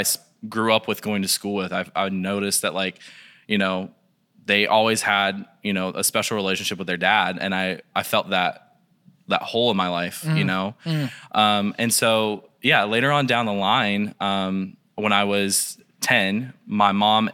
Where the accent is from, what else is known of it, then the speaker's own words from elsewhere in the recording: Taylorsville, North Carolina, United States; born there; So, I was born in Taylorsville, North Carolina.